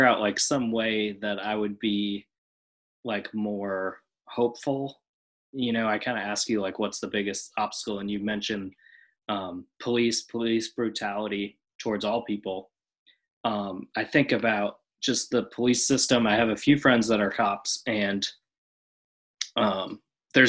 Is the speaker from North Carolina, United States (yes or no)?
no; Oshkosh, Wisconsin, United States; my hometown in Oshkosh